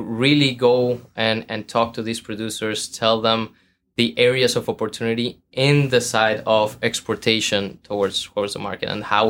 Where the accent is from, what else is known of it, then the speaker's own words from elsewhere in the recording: Guadalajara, Jalisco, Mexico; moved away as an adult; now in Boston, United States; I am from Jalisco, Mexico, southwest of the country.